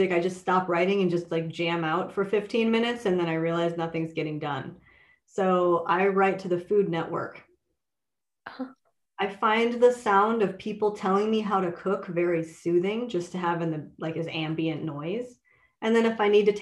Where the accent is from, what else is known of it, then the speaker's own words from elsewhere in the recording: Minnesota, United States; I grew up in Minnesota